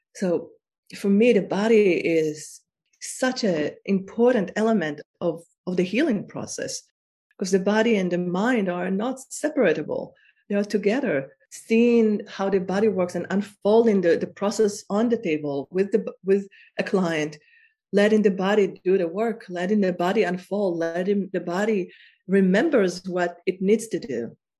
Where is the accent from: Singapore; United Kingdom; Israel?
Israel; I am from Israel and I am I was born in Israel